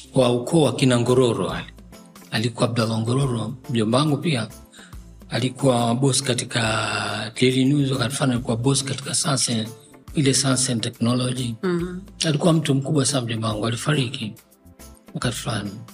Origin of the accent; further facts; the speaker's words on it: Dar es Salaam, Tanzania; also born or lived in Tabora; Mi mtoto wa Dar mimi nimezaliwa tarehe ishirini na tano Desemba mwaka elfu tisa mia na hamsini na tatu